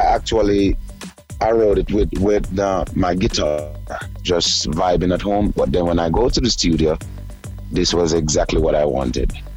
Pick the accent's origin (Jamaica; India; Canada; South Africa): Jamaica; moved away as an adult; now in United States; I moved from Jamaica about for I think it's 12 years now because I leave in the end of 08